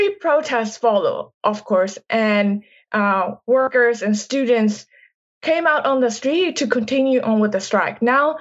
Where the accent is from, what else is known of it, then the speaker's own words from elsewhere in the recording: Myanmar; moved away; I grew up in Myanmar.